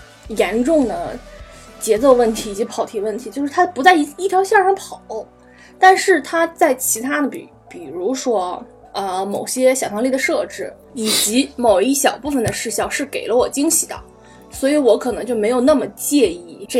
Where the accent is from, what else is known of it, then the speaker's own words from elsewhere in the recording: China; 吴亦凡在我们中国人里面脸已经算很小的了